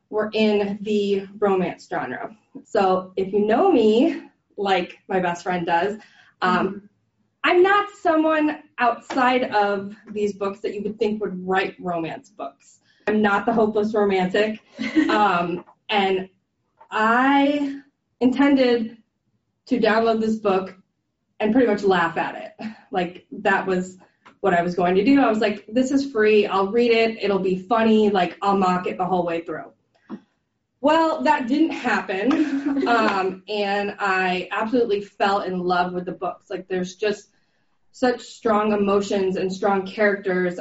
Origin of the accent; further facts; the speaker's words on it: Florida, United States; I grew up here in Florida